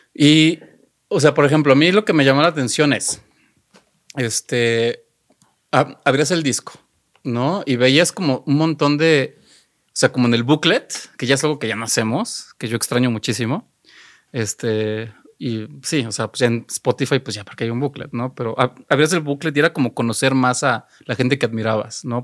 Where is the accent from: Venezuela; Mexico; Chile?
Mexico; Xalapa, Veracruz; yo soy de Jalapa